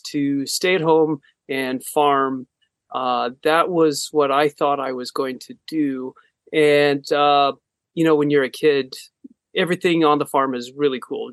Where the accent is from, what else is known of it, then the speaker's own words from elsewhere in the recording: Northwest Iowa, United States; now in Ames, United States; I was born in Northwest Iowa, a small town, about 1,000 people